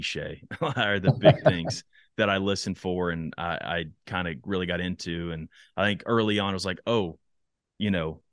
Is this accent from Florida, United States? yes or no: no; Texas, United States; now in Nashville, United States; my home state of Texas